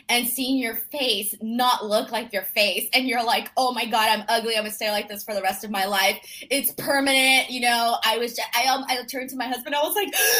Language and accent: English; Los Angeles, California, United States; I'm from Los Angeles, okay? I've lived in Los Angeles for 30 goddamn years, all right? Like, my whole life